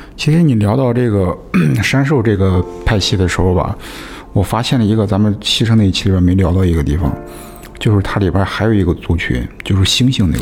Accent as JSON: {"language": "Chinese", "country": "China", "said": "我们中国人也会认为，每一次死亡也是意义非常重大"}